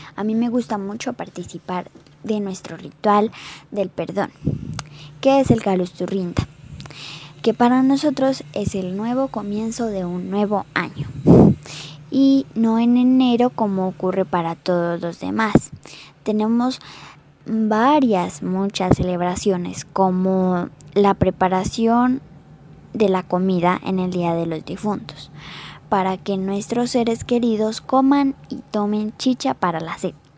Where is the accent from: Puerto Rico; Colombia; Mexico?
Colombia; Santiago, Putumayo; now in Medellín, Colombia; soy indígena inga de Santiago Putumayo y por ahora vivo en Medellín